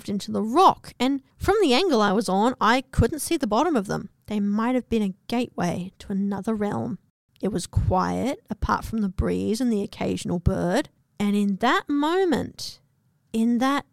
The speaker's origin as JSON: {"language": "English", "country": "Australia", "tie": "born or raised there", "also_born_or_lived": "New Zealand", "said": "I'm from New Zealand and grew up in Australia"}